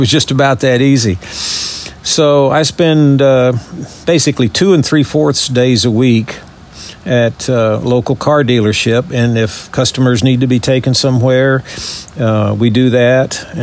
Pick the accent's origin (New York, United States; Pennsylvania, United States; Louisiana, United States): Louisiana, United States; moved away as an adult; also born or lived in Texas; now in Birmingham, United States; born and raised in Louisiana